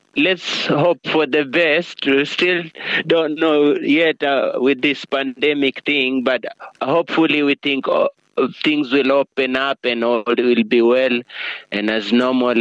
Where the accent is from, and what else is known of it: Coast, Kenya; first language Giriama; English is a second language